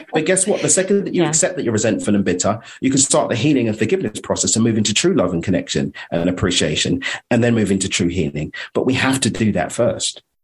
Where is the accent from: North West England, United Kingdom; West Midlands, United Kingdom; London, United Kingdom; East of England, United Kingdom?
London, United Kingdom; now in Cabo San Lucas, Mexico; I'm a, an East Londoner from the UK. Uh, I'm not Australian